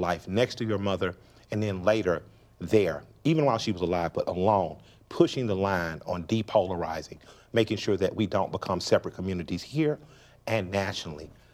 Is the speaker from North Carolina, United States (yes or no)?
no; Atlanta, Georgia, United States; we're from Atlanta, which is known as a black city.